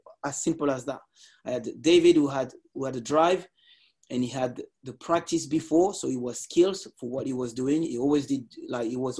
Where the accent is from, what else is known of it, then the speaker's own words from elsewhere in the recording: Lisses, Île-de-France, France; I grew up in Lis